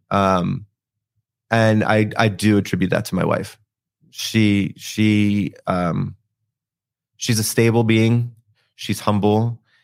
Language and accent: English; Philadelphia, Pennsylvania, United States; I'm from Philadelphia